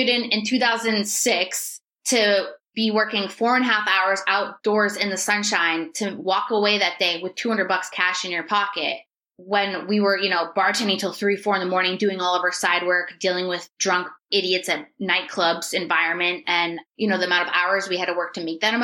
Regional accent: New Hampshire, United States; moved away as an adult; also born or lived in Myrtle Beach, South Carolina; born and raised in New Hampshire.

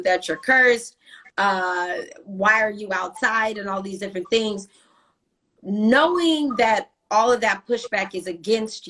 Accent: United States; especially being American

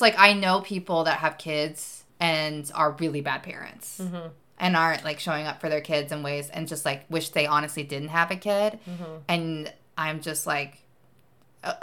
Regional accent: Nashville, Tennessee, United States; I'm from Nashville, Tennessee

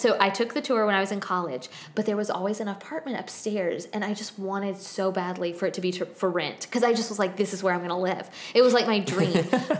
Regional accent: Tallahassee, Florida, United States; I'm from Tallahassee

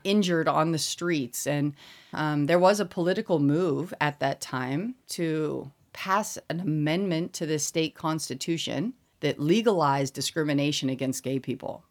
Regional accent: Colorado Springs, Colorado, United States; moved away as an adult; also born or lived in Indiana / Massachusetts / South Carolina; now in Seoul, South Korea; I'm from Colorado, and I'm specifically from Colorado Springs

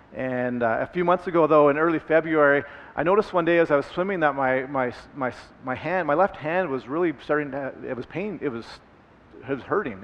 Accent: Red Deer, Alberta, Canada; also born or lived in Vancouver / Calgary / Lethbridge; I am an Alberta boy. I, I grew up in Red Deer, and, uh, and that's where I spent

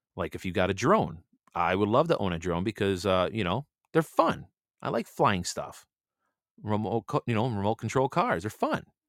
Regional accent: United States; I'm just a American man

